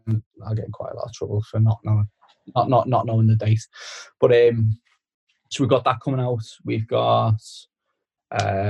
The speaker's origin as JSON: {"language": "English", "town": "Skelmersdale", "region": "North West England", "country": "United Kingdom", "tie": "born or raised there", "said": "a Skem United fan, which is my hometown club"}